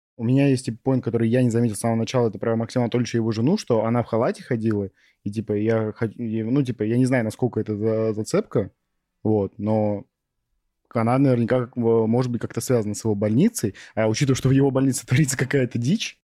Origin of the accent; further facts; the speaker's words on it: Novosibirsk, Novosibirsk Oblast, Russia; в Новосибирске, потому что мой родной город